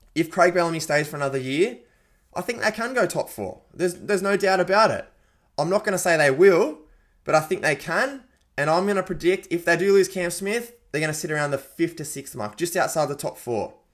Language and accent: English; Penrith, New South Wales, Australia; born and bred in the West, mate. Was born in Penrith